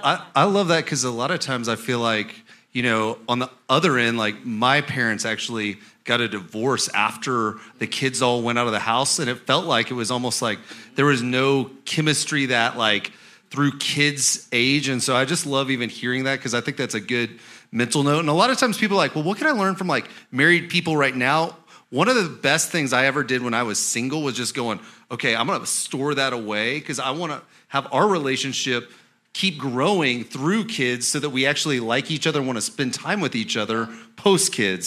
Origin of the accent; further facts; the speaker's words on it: Oklahoma, United States; I'm from Oklahoma